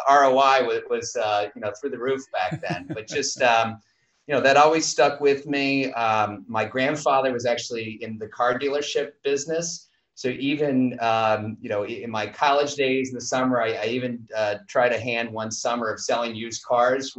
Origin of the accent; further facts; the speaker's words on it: Madison, Wisconsin, United States; I grew up in Madison, Wisconsin, in the Midwest